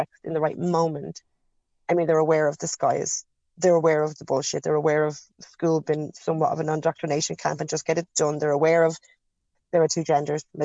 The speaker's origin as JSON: {"language": "English", "country": "Ireland", "tie": "born or raised there", "said": "We grew up in Catholic Ireland"}